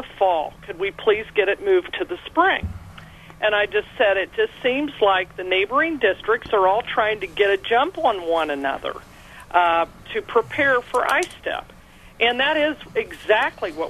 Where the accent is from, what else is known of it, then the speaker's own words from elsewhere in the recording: Columbus, Ohio, United States; when I was growing up in Columbus, Ohio